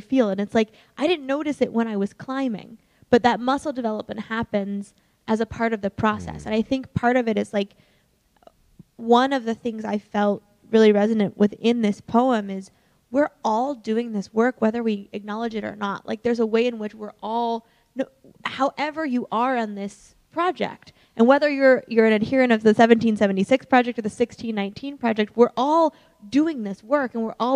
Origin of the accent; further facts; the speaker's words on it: Colorado, United States; we're both from Colorado